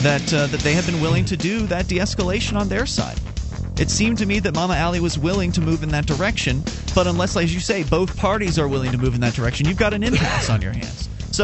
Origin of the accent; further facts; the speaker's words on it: the South, United States; I grew up in the South.